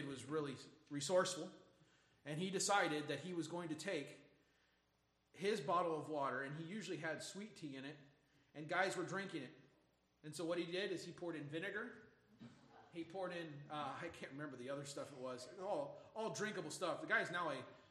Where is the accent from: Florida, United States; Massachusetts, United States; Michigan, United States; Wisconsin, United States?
Michigan, United States; growing up in Michigan